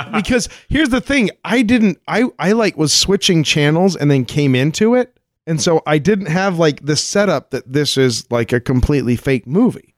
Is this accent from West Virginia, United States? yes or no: no; Colorado, United States; I grew up in Colorado, like like right at the base of a mountain